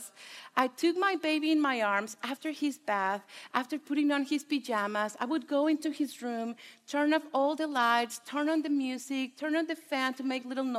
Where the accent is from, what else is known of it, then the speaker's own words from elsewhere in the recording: Mexico; first language Spanish; English is a second language; moved away as an adult; I was born and raised in Mexico. My husband and I moved here almost 11 years ago